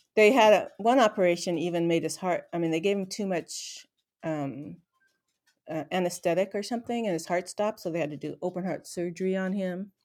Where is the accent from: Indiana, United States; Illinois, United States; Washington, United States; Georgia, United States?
Washington, United States; Renton; I was born in Renton, Washington